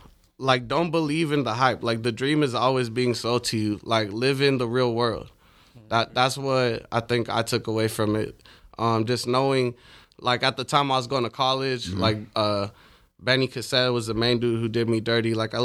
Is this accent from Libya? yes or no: yes; Libya; born there; My dad's from Sudan. My mom's from Palestine. I was born in Libya.